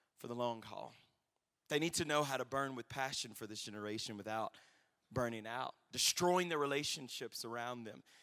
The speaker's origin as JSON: {"language": "English", "region": "Louisiana", "country": "United States", "tie": "born or raised there", "said": "I recently graduated my undergrad, my home state of Louisiana"}